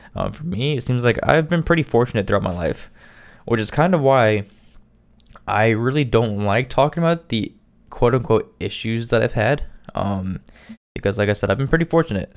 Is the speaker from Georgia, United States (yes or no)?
no; Indiana, United States; I am from Indiana